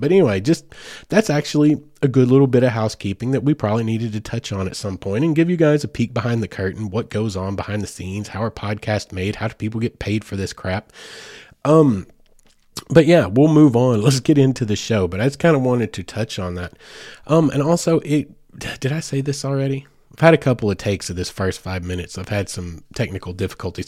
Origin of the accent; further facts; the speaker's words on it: Oklahoma, United States; I was born in Oklahoma. So I am, like, born, bred, and it's in my blood.